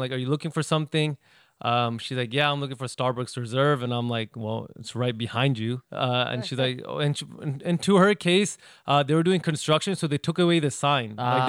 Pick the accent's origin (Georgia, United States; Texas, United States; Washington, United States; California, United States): Texas, United States; Houston; I'm actually from Houston.